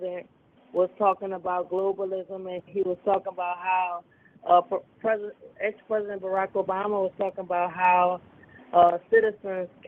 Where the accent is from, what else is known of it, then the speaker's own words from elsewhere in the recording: United States; I'm from America, I live in America